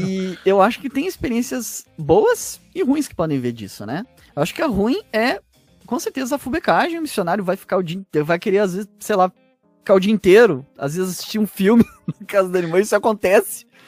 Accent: Porto Alegre, Rio Grande do Sul, Brazil; na zona aqui que eu que eu cresci aqui em Porto Alegre

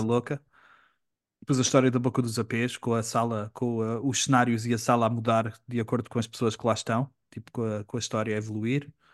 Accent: Portugal; moved away as an adult; quando eu vivi fora de Portugal

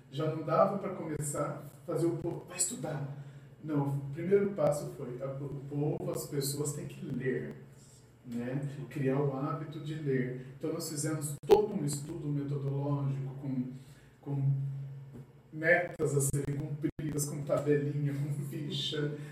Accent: Capão Bonito, São Paulo, Brazil; moved away as an adult; also born or lived in Itapeva; now in Buri, Brazil; Eu sou natural de Capão

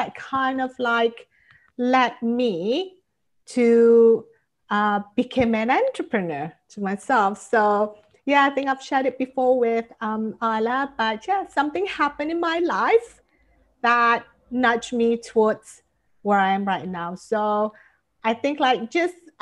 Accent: Malaysia; moved away as an adult; now in California, United States; I live in California, and I'm originally from Malaysia.

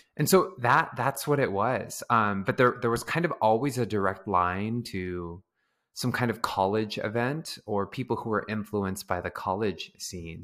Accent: San Diego, California, United States; moved away as an adult; also born or lived in Bay Area, California; now in Los Angeles, United States; growing up in San Diego, there was a lot of dance

